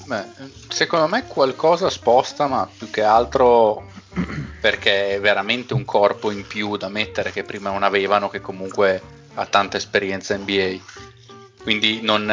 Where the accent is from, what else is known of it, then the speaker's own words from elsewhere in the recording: Bologna, Emilia-Romagna, Italy; Sono di Bologna